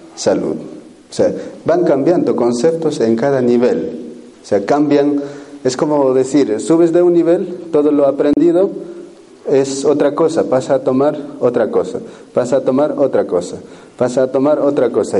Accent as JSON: {"language": "Spanish", "country": "Peru", "said": "los chamanes de la Nación Cero, de donde yo vengo"}